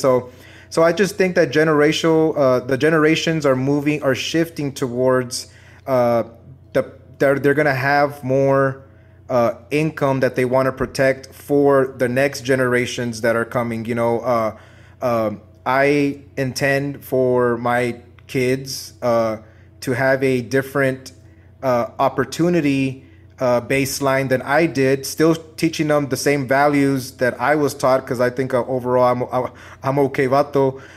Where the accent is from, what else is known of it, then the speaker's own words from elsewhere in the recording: San Antonio, Texas, United States; I'm from Texas